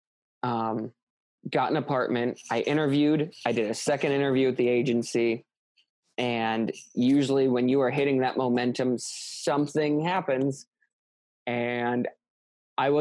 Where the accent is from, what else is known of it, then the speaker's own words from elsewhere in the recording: Midwest, United States; moved away as an adult; now in Los Angeles, United States; I came from the Midwest, a family that like never really expanded from its like plot of land